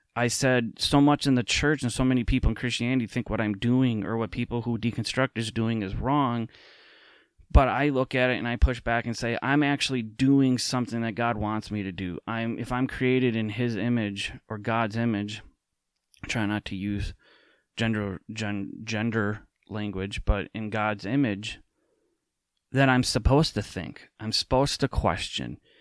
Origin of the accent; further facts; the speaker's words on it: Minnesota, United States; an American, um, specifically in the Twin Cities here in Minnesota